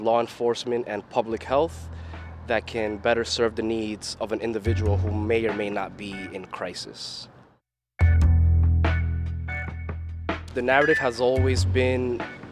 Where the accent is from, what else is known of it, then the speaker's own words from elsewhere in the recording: New York City, New York, United States; I'm from Flushing, Queens, born and raised